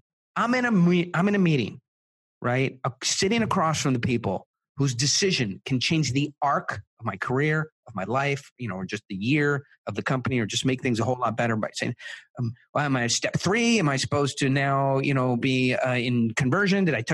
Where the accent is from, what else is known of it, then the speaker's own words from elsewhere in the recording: Israel; my parents are South African. I was born in Israel